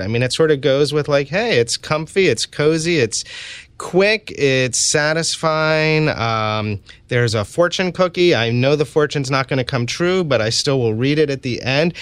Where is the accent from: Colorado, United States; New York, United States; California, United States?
New York, United States; New York City; I was, uh, born and raised in New York City